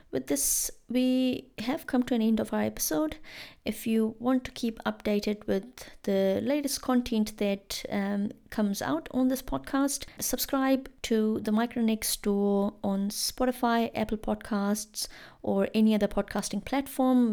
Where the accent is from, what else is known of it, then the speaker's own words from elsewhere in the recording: India; moved away as an adult; now in Christchurch, New Zealand; as an Indian student here in, in Christchurch